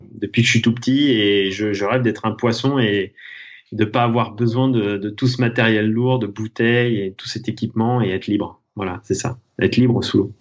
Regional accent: Thonon-les-Bains, Auvergne-Rhône-Alpes, France; je suis né à Tonon-les-Bains, au bord du lac Léman, et j'évolue en Haute-Savoie, où je pratique mon sport depuis toujours

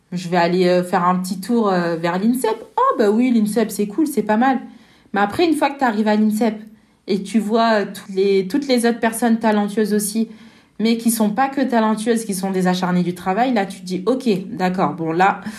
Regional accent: France; je dis pas ça parce que je suis française, mais ce tournoi, il, vaut le détour.

